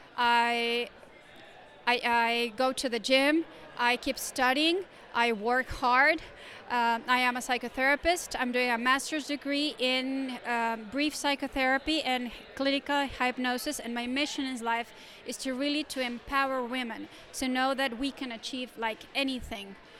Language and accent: English; Torreón, Coahuila, Mexico; I'm from Torreon, Mexico